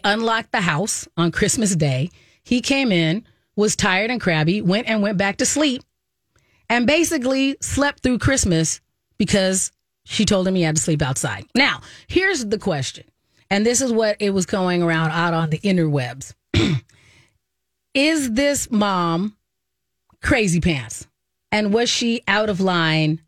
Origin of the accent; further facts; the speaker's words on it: Arizona, United States; when I was growing up in Arizona